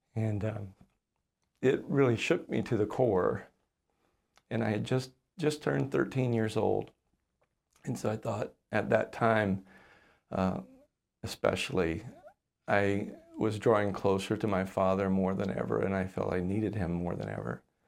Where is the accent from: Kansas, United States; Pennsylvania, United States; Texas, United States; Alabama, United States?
Alabama, United States; moved away as an adult; now in Le Sueur, United States; I grew up in the Deep South in Alabama.